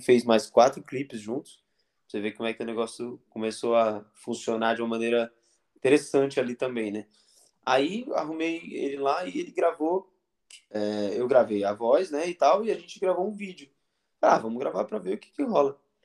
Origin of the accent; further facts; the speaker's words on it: north of Minas Gerais, Brazil; now in São Paulo, Brazil; no norte de Minas, é, que é onde eu nasci